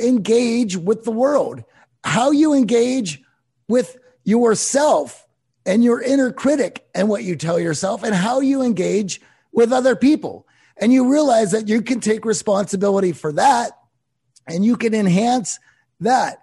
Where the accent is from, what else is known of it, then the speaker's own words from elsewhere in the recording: Pittsburgh, Pennsylvania, United States; I grew up in Pittsburgh